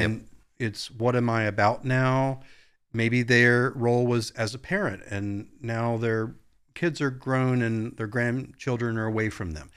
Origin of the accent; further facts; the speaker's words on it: Virginia Beach, Virginia, United States; moved away; I grew up in Virginia Beach, so not a lot of snow growing up.